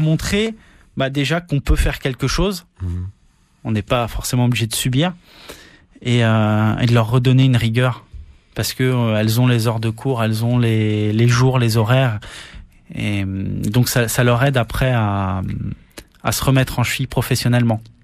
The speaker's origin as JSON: {"language": "French", "country": "France", "moved": "as an adult", "lives_now": "Tahiti, French Polynesia", "said": "là d'où je viens en métropole"}